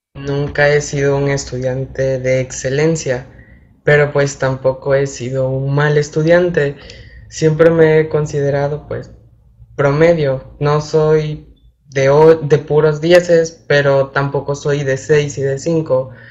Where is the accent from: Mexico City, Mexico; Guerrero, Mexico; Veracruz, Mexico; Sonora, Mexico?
Veracruz, Mexico; Ejido La Piña, Centla municipality, near Huatusco; moved away as an adult; now in Veracruz, Mexico; soy originario de una pequeña localidad que se llama Ejido La Piña, en el municipio de Centla. Es vecino, municipio vecino de Huatusco.